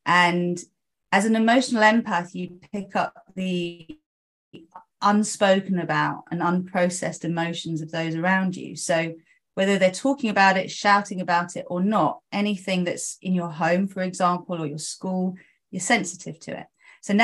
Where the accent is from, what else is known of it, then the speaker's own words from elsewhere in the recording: South East England, United Kingdom; born there; Okay, so I was born in Oxfordshire. I am mainly Greek by blood, so my mum's half Greek, my dad's full Greek